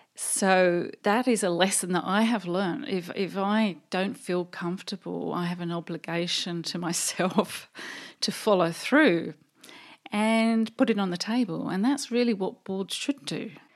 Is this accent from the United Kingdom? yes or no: yes; England, United Kingdom; moved away as an adult; also born or lived in London; now in Australia; You can probably tell by my accent that I actually come from the U K, England, And we decided, uh, my husband and I to emigrate in nineteen eighty-seven